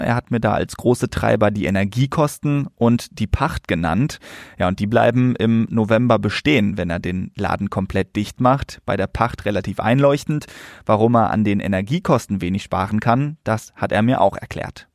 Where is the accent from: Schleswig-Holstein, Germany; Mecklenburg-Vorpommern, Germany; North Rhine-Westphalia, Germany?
North Rhine-Westphalia, Germany; Lünen; in meiner Heimatstadt Lünen